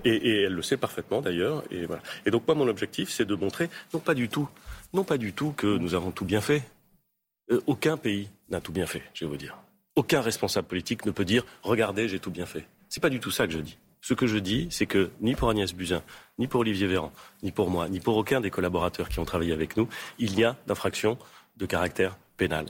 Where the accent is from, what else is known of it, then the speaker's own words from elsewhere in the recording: Normandy, France; quand j'étais petit, et même maintenant, il se trouve que je suis normand